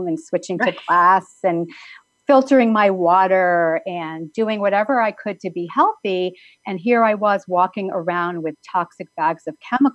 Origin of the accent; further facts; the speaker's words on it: East Coast, United States; moved away as an adult; also born or lived in New Jersey; I had grown up on the East Coast, lived in New Jersey for 6 years after I was married